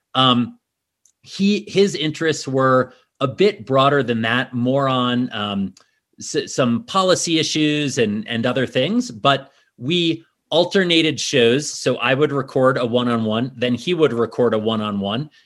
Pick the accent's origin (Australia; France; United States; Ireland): United States; New York City, New York; moved away as an adult; also born or lived in Washington, D.C. area; now in Snowmass, United States; I grew up in New York City originally